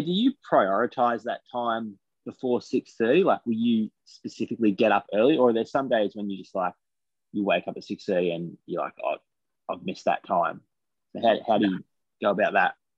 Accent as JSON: {"language": "English", "town": "Taree", "region": "New South Wales", "country": "Australia", "also_born_or_lived": "Bathurst", "moved": "as an adult", "said": "I came from Taree to Bathurst."}